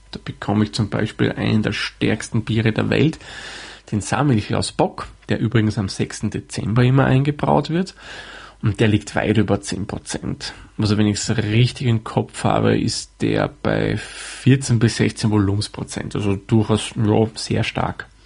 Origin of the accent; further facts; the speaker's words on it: Austria; man vermutlich etwas an meiner Aussprechweise heraushören kann oder vermuten kann, sagen wir mal so, komme ich aus Österreich.